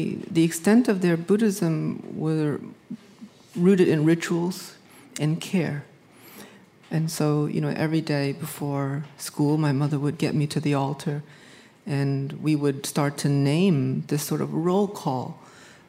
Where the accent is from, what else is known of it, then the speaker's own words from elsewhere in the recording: Hartford, Connecticut, United States; I grew up in Hartford, a predominantly black and brown neighborhood